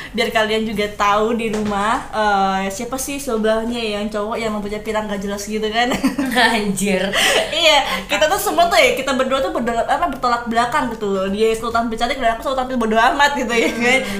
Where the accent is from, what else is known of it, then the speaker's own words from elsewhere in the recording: Bondowoso, East Java, Indonesia; born there; ya iya kalau aku sih lahirnya di Bondowoso ya lebih tepatnya uh, bukan di apa sih namanya di desanya banget gitu, tapi tetap di kota